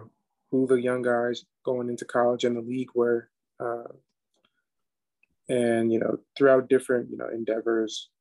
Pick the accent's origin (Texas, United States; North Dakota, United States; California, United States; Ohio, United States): California, United States; San Diego; also born or lived in Washington DC area; now in Philadelphia, United States; I'm from San Diego.